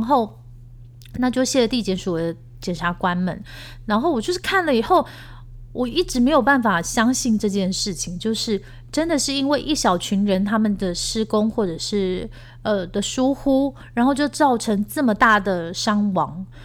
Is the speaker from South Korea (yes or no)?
yes; South Korea; 我们是来自东大门的民族啊